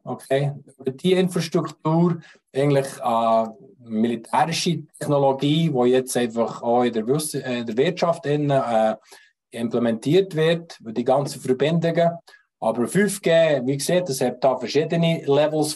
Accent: Switzerland; Auch wir als Schweizer, als Hel Helvetier, wir als Eidgenossen

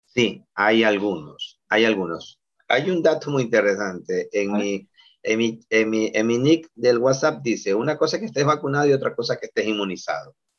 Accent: Guayaquil, Guayas, Ecuador; nosotros como guayaquileños

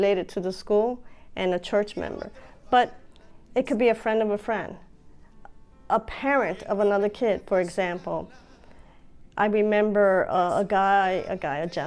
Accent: Puerto Rico; also born or lived in Bronx, New York City, United States; now in Pennsylvania, United States; My parents got divorced and we moved to Puerto Rico, and I spent many years growing up in Puerto Rico.

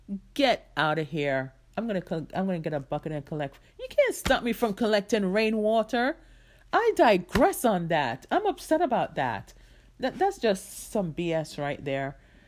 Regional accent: New York City, New York, United States; also born or lived in Jamaica; I grew up in New York. Like when I left Jamaica, I came straight to New York, right? And we lived there for several years.

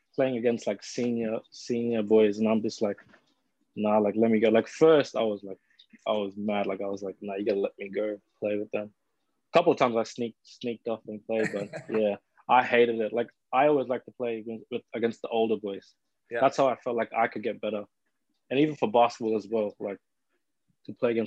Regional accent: Cairns, Queensland, Australia; I was born in Cairns. So I born up in Cairns. Grew up in Cairns

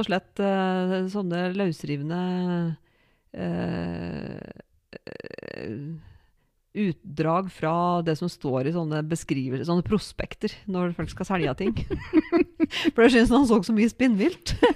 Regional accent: Odalen, Innlandet, Norway; jeg er fra Odalen og bor i Odalen

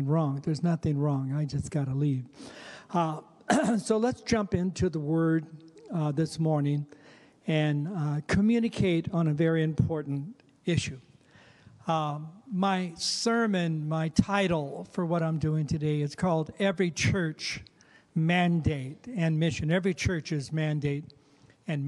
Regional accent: Fallbrook, California, United States; moved away as an adult; also born or lived in Riverside, California; now in Oregon, United States; I'm actually born and raised in California, down in Fallbrook, California, and then Riverside

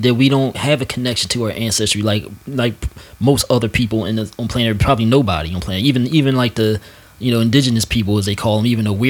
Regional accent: United States; being an American black person

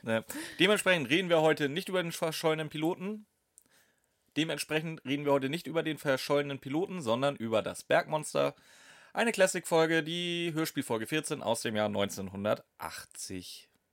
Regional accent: Steinburg, Schleswig-Holstein, Germany; ich bin Steinburger

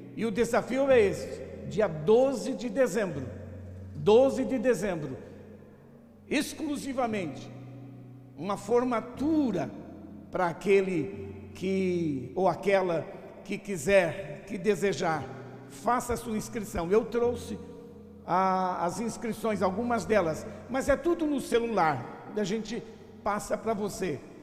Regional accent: São Paulo, Brazil; moved away as an adult; also born or lived in Alagoas / Northeast Brazil; eu sou alagoano, nasci lá em Alagoas, vim pequeno para São Paulo e depois, já de vinte e poucos anos, voltei para trabalhar no Nordeste

